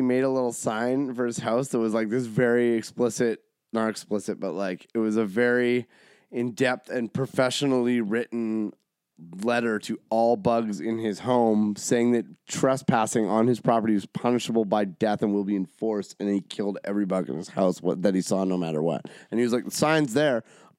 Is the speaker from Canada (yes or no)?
yes; Ontario, Canada; We're from Ontario. We fucking keep our dogs on the floor and the spiders outside.